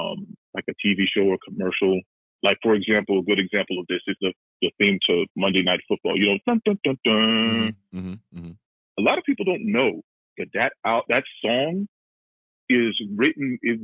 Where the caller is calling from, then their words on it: Cleveland, Ohio, United States; from Cleveland.